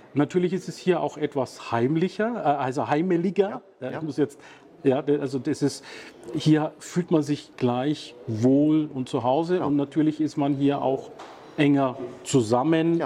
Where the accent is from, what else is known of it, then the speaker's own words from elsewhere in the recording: Bayreuth, Bavaria, Germany; der Stadt, wo ich herkomme